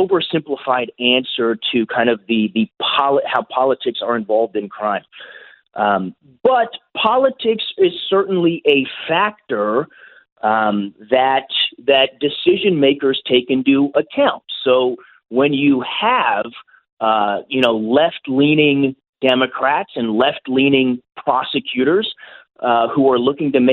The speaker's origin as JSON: {"language": "English", "region": "California", "country": "United States", "tie": "born or raised there", "also_born_or_lived": "New York City", "moved": "as an adult", "lives_now": "St. Louis, United States", "said": "my home state of California"}